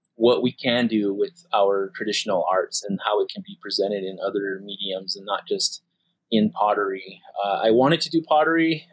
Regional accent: Acoma Pueblo, New Mexico, United States; I am from the Acoma Pueblo

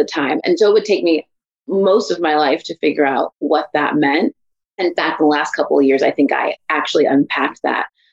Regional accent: Bay Area, California, United States; moved away as an adult; also born or lived in Redwood City, California / Santa Maria, California / Oregon; now in the South, United States; I was born in the Bay Area in East Palo Alto, California. I was born in Redwood City, but in the Bay. I was there probably until I was about 10-ish

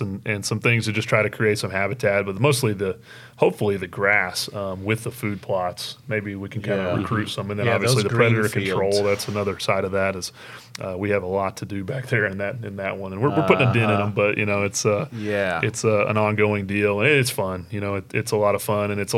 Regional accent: Oklahoma, United States; growing up in Oklahoma

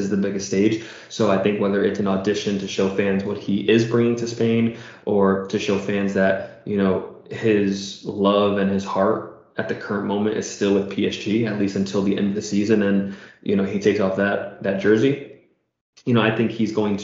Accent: United States; as an American

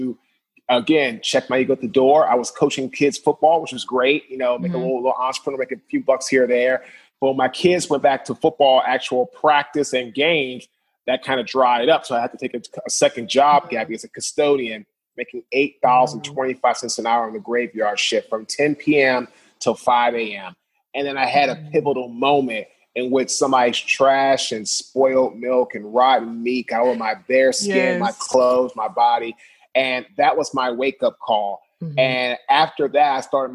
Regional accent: Washington, District of Columbia, United States; now in Raleigh, United States; I'm originally from Washington, D.C. I currently now live in Raleigh, North Carolina

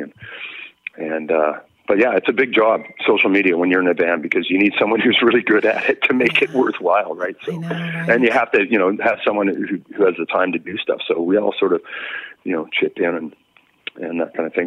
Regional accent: Victoria, British Columbia, Canada; also born or lived in North Vancouver; I was born in North Vancouver, but I came up in the Victoria scene

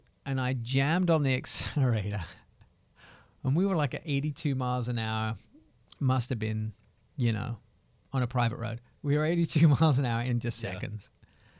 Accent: England, United Kingdom; They have plenty, but we're English. You don't do anything.

